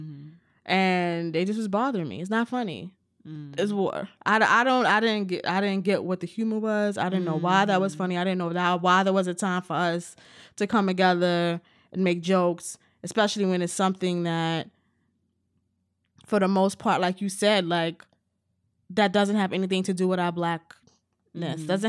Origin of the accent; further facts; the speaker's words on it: United States; So I have a different relationship with that and that whole thing than lots of other Americans do.